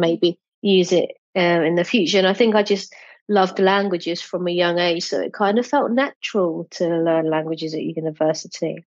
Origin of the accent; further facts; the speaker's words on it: United Kingdom; first language English; My native language is English, as I as I grew up in the UK.